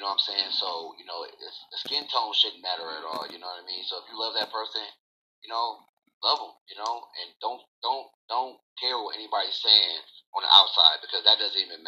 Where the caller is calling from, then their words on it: Michigan, United States; Oh, I'm calling from Michigan.